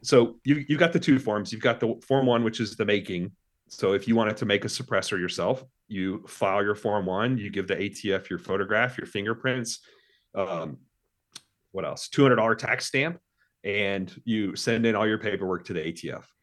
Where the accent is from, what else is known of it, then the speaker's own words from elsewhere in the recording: Mississippi, United States; also born or lived in Texas; I lived most of my life in Mississippi